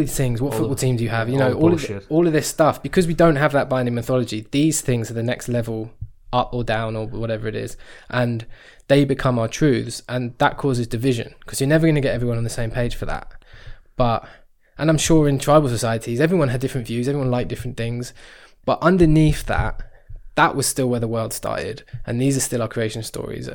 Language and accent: English; England, United Kingdom